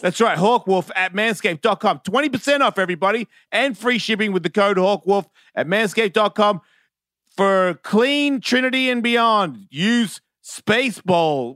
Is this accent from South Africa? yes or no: no; Sandringham, Victoria, Australia; I'm from Sandringham